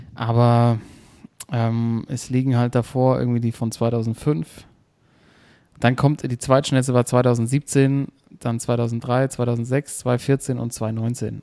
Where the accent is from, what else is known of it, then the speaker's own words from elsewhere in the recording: Hesse, Germany; also born or lived in Mainz; als Hesse